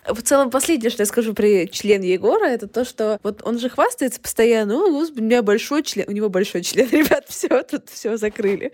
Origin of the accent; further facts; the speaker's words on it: Kyrgyzstan; подкастерка из Кыргызстана